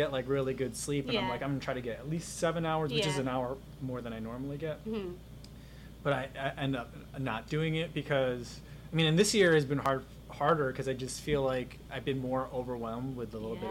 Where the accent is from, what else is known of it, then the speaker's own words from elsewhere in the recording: East Coast, United States; now in Chicago, United States; So, like, I mean, you're on the East Coast. I grew up on the East Coast.